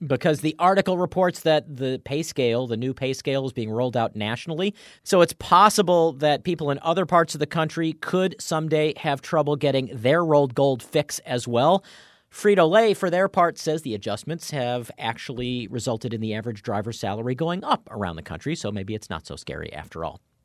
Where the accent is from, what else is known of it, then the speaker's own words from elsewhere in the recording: East Coast, United States; moved away; growing up on the East Coast.